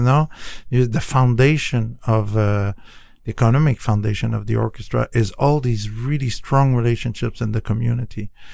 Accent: Canada; now in United States; I'm from Canada.

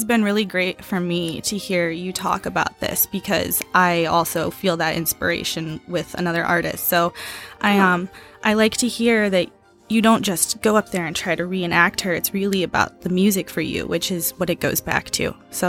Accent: Oberlin, Ohio, United States; So, I am from Oberlin, Ohio. It's a beautiful little town.

